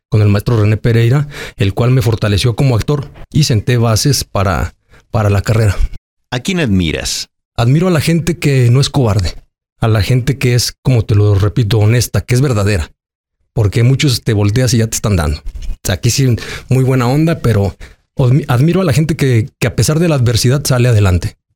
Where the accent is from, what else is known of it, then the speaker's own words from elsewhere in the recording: Aguascalientes, Mexico; Soy un chavo que, crecí en Aguascalientes, en el barrio. Soy gente barrio.